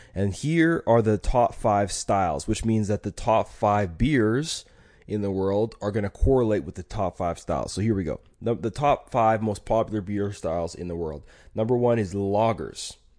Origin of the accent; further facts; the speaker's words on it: Alberta, Canada; I'm from Alberta